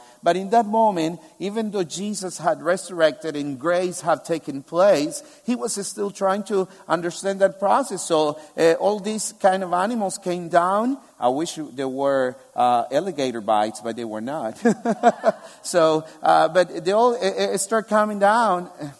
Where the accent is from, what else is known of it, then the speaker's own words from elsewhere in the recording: Albania; English is a second language; I said, I'm from Kames. This is the town where I'm from, where I live. And they say, no, for real, where are you from? And I say, yeah, I'm from Albania. Don't you see? And they're like, yeah, you speak Albanian